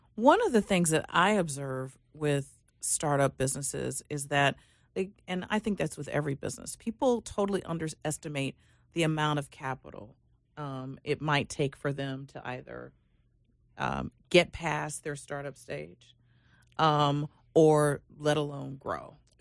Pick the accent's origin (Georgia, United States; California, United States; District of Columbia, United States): District of Columbia, United States; Washington; moved away; also born or lived in Reston, Virginia; I come from the Washington, D C area